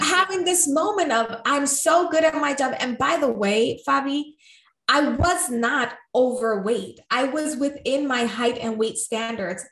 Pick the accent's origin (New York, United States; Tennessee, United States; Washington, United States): New York, United States; I'm from New York. I'm Puerto Rican.